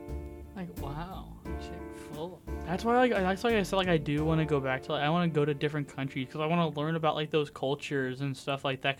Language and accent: English; Midwest, United States; accent: Midwestern; you have a bigger accent than him. Like, you just sound a lot more Midwestern than him.